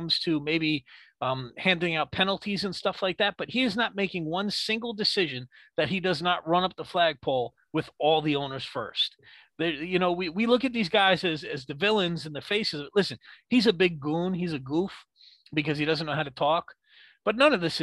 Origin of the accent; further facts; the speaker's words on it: New York, United States; I am a New Yorker